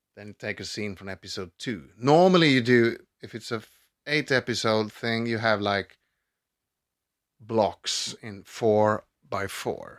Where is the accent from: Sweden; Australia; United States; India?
Sweden; Stockholm, Stockholm County; I grew up in, in Vasastan